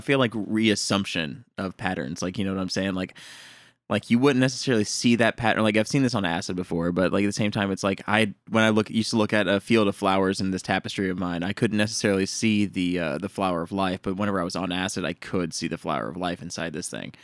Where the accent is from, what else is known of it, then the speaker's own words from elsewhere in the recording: Honey Grove, Texas, United States; moved away; Honey Grove is my hometown